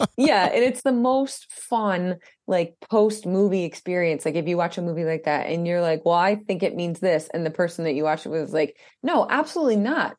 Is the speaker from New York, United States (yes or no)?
yes; Albany, New York, United States; the whole thing was filmed i, in my hometown